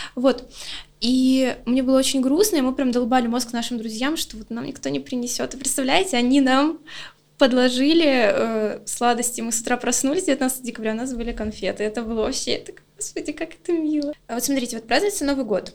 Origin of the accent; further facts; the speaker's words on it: Luhansk, Luhansk Oblast, Ukraine; я просто с Украины, э, ну, Луганска